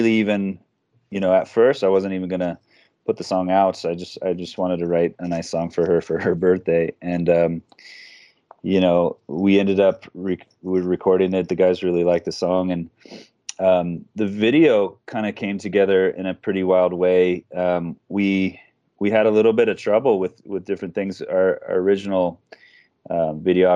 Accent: Reno, Nevada, United States; moved away as an adult; I grew up in Reno, Nevada. It's my hometown.

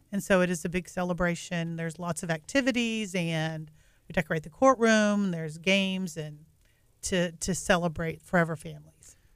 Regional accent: North Texas, United States; moved away as an adult; also born or lived in Massachusetts; I grew up in North Texas and, um, moved away for about fourteen years

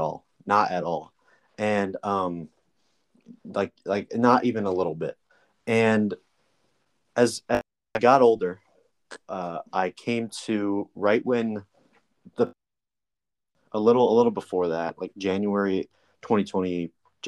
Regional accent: New Jersey, United States; moved away as an adult; also born or lived in Alabama; I'm from New Jersey originally. And that's where I am right now

